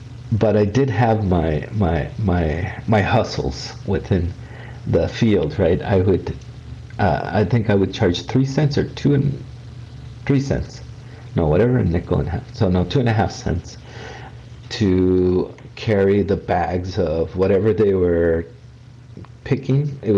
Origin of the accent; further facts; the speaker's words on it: Mexico; born there; I was born in Mexico. My parents were farm workers here in California, here actually in San Diego County.